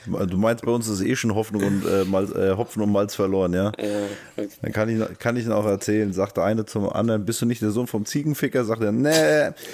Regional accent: Taunus, Hesse, Germany; Ich komme aus dem Taunus.

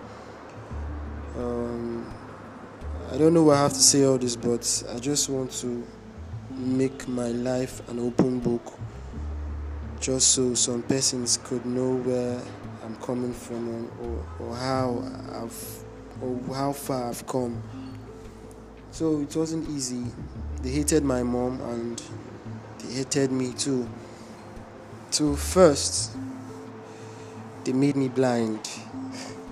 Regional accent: Imo, Nigeria; I'm from Imo State.

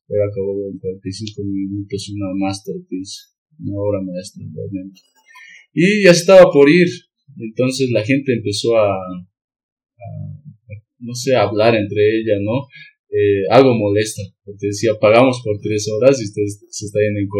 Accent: Bolivia; soy de Bolivia.

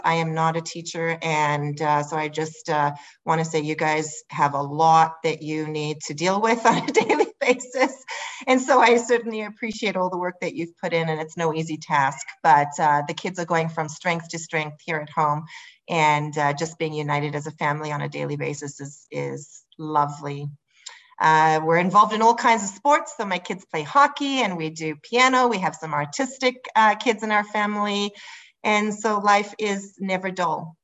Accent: South Africa; moved away as an adult; now in Lavington, Canada; So I'm originally from South Africa. I was born and raised there

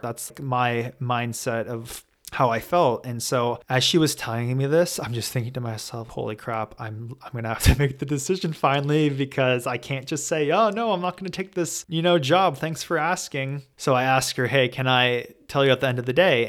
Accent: Los Angeles, California, United States; growing up in Los Angeles, going to private school my entire life

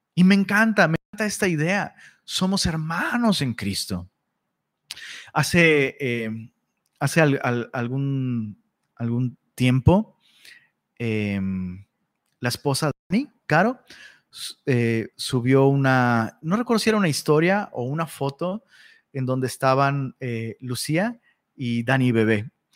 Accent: Taxco, Guerrero, Mexico; also born or lived in Cuernavaca, Morelos; yo soy de Tasco

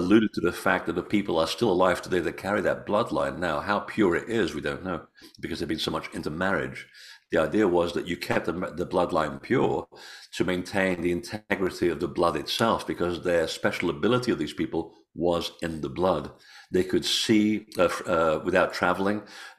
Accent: Portugal; born there; I was born in Portugal. Yeah, my family's all Portuguese.

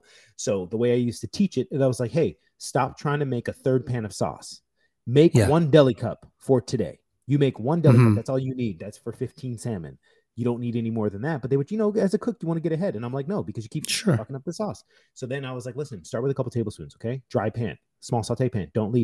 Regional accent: United States; I am American

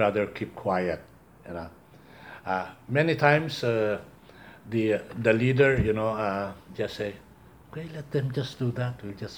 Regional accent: Philippines; we are Filipino

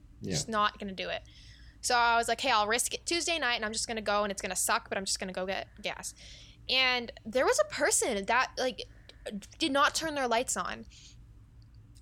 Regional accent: Canada; we're Canadian

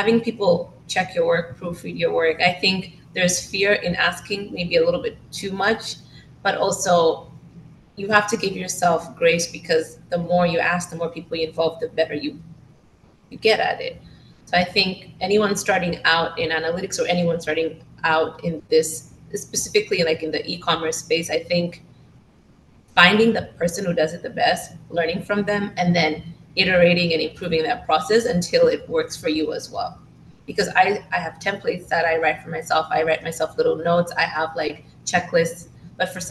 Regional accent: Tanzania; I'm from Tanzania

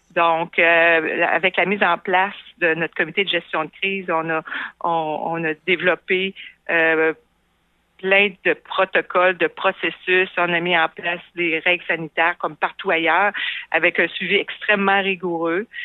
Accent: Quebec City, Quebec, Canada; also born or lived in Montreal; j'ai été élevée ici à Québec

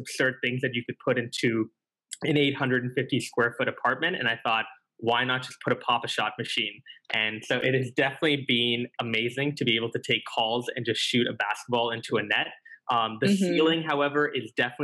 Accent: Calgary, Alberta, Canada; also born or lived in Singapore; I grew up playing basketball when I moved from Singapore to Calgary

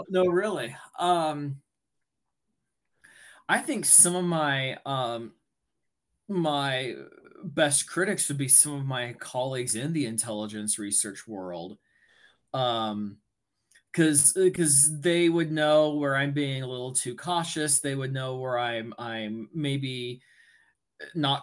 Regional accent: United States; being American

